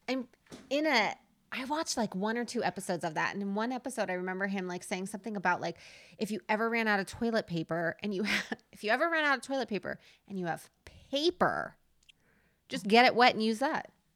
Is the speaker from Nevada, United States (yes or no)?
yes; Nevada, United States; I was born in Nevada